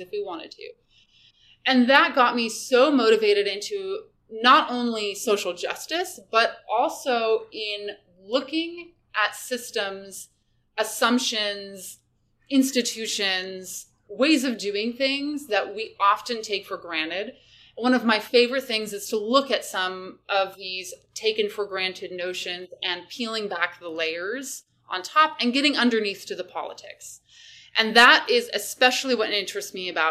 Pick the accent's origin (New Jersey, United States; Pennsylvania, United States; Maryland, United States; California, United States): California, United States; Redwood City; moved away as an adult; also born or lived in San Diego, California / Seattle, Washington / Kingston, Ontario; I was a native of the San Francisco Bay Area. I grew up in Redwood City